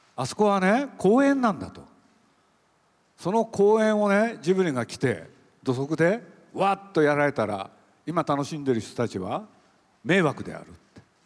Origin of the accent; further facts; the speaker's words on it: Nagoya, Aichi, Japan; now in Tokyo, Japan; 僕も愛知県の名古屋で生まれてそれで育ったんですけれど